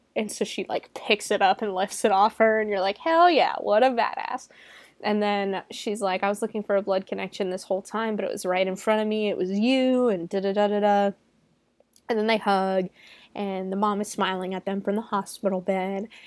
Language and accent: English; Florida, United States; I'm from Florida